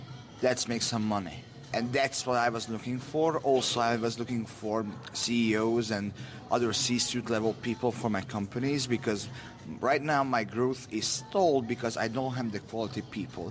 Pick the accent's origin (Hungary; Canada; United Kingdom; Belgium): Hungary; now in Sweden; I was born in Eastern Europe, in Hungary